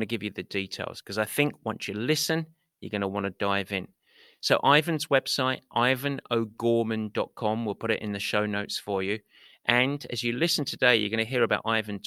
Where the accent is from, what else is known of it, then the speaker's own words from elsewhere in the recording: Essex, East of England, United Kingdom; now in San Francisco, United States; I'm based in San Francisco, but came from Essex, England